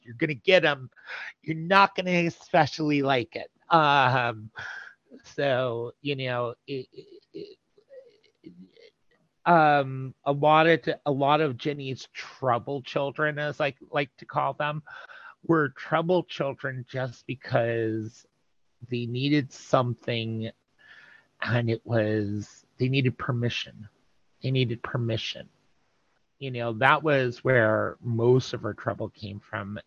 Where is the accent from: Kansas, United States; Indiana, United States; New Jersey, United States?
New Jersey, United States; I'm from Jersey